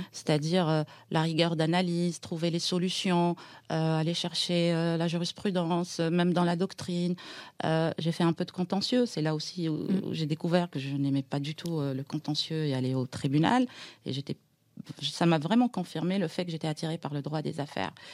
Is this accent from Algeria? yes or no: yes; Aïn Beïda, Oum El Bouaghi Province, Algeria; moved away as an adult; now in Paris, France; je suis née en Algérie, dans, dans une ville à l'est euh, d'Alger, dans les Aurès. Qui s'appelle berbère, à Baïda. Donc je suis berbère